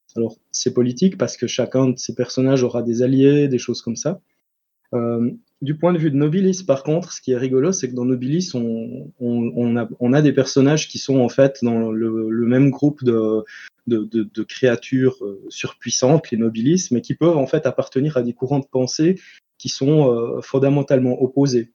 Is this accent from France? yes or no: no; Switzerland; je suis suisse